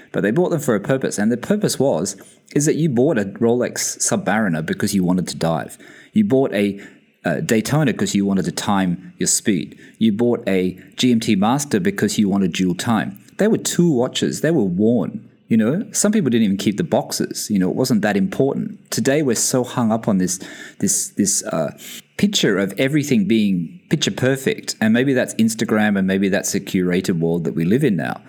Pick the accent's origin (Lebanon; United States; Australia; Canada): Australia; Sydney, New South Wales; moved away as an adult; also born or lived in London, United Kingdom; now in Bahrain; I'm originally from Sydney